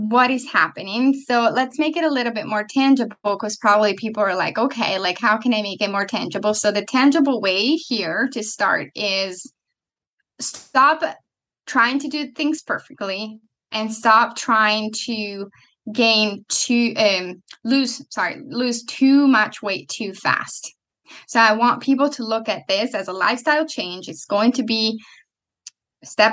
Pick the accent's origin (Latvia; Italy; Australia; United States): Italy; moved away; I'm coming from Italy